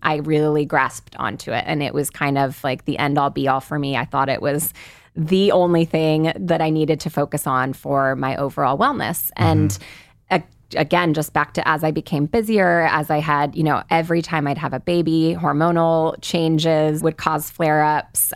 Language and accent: English; the Bay Area, California, United States; I grew up in the Bay Area